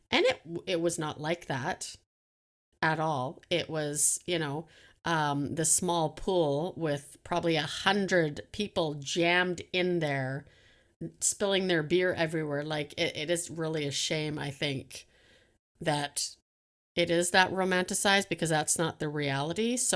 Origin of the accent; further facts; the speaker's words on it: Canada; I love to flirt. I'm friendly. I'm, I'm Canadian. I think that helps.